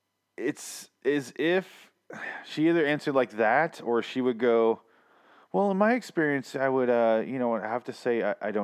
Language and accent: English; Midwest, United States; I grew up in the Midwest.